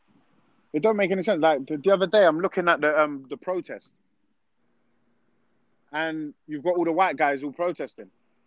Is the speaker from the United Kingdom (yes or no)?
yes; Peckham, London, United Kingdom; Like I'm from Peckham. Like you don't know.